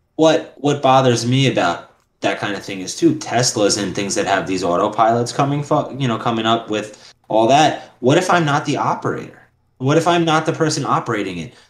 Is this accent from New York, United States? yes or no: yes; New York City, New York, United States; I'm from Queens.